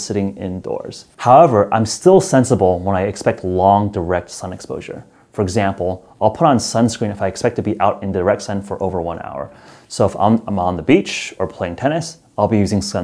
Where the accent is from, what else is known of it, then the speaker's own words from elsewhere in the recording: San Francisco, California, United States; my hometown of San Francisco